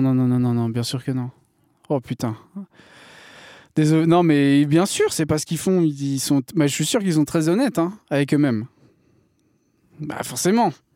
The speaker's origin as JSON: {"language": "French", "region": "Brittany", "country": "France", "said": "je suis breton"}